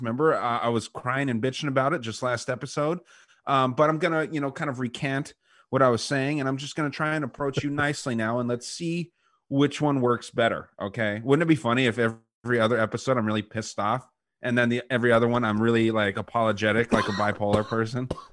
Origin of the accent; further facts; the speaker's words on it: United States; us as American heterosexual men